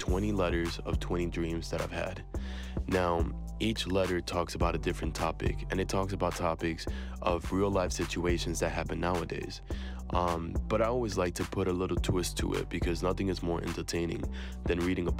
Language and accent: English; New York City, New York, United States; I was born and raised in New York City in the Bronx. My parents are from Puerto Rico